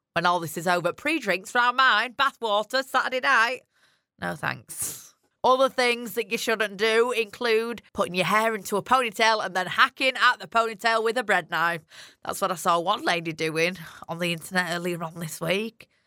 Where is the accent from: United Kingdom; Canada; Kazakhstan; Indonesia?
United Kingdom; Yorkshire and the Humber; accent: strong Yorkshire; my strong Yorkshire accent